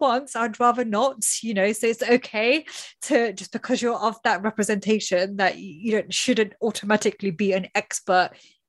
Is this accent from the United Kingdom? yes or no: yes; United Kingdom; as a British female Indian